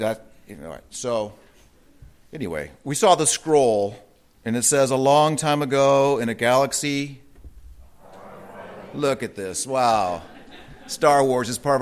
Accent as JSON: {"language": "English", "region": "Southern California", "country": "United States", "tie": "born or raised there", "said": "I grew up in Southern California"}